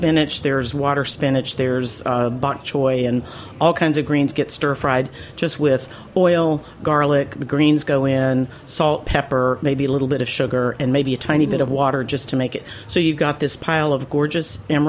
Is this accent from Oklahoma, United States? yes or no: no; North Carolina, United States; I'm from the South